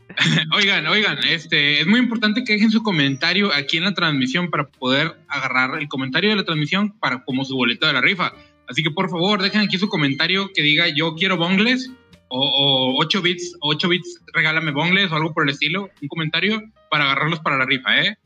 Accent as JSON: {"language": "Spanish", "town": "Monterrey", "region": "Nuevo León", "country": "Mexico", "said": "vengo de Monterrey"}